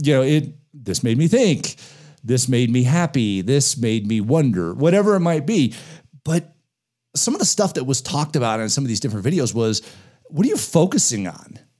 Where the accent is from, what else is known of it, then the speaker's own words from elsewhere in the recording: Denver, Colorado, United States; I grew up in the Denver area, I still have a lot of very close friends that I was in elementary school with.